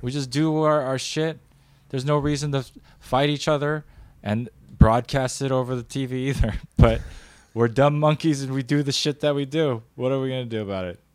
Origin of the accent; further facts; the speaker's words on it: United States; That's being real as an American